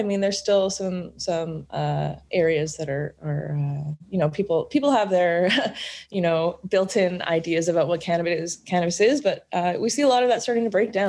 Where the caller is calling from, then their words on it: Vancouver, British Columbia, Canada; I'm in Vancouver, BC.